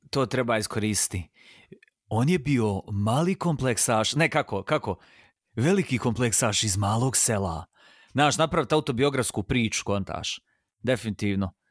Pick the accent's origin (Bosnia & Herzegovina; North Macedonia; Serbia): Bosnia & Herzegovina; Sarajevo, Federation of Bosnia and Herzegovina; jer sam rođen u Sarajevu.